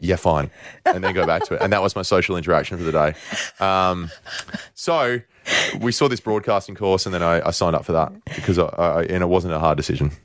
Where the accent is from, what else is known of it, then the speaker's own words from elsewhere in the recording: Australia; we're Australian